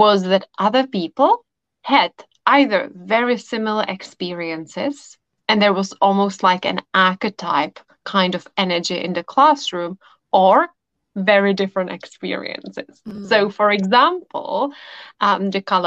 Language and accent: English; Czechia; I come from the Czech Republic. So I studied in Prague at a university.